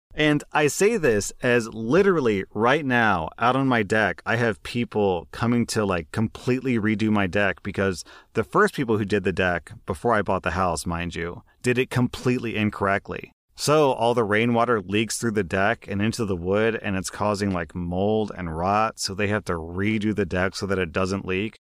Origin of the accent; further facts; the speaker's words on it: United States; as an American